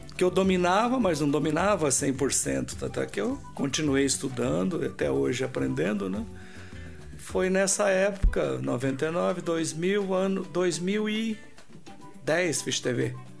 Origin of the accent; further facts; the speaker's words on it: Sabino, São Paulo, Brazil; moved away as an adult; also born or lived in Rio de Janeiro; now in São Paulo, Brazil; quando saí de Sabino, que é a minha origem